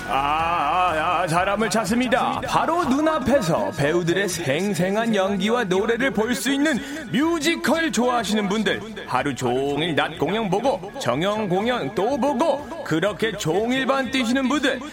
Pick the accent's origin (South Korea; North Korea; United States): United States; New York; moved away; 제가 또 브로드웨이 뉴욕 출신이잖아요.